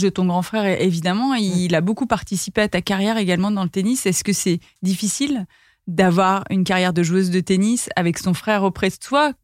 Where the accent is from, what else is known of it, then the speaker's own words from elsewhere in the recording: Paris, Île-de-France, France; j'ai grandi à Paris